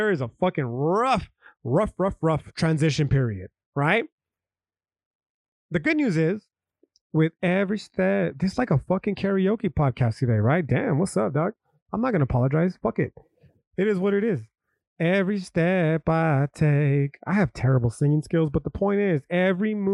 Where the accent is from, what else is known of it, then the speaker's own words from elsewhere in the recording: United States; I'm an American is because I was born on a fucking patch of dirt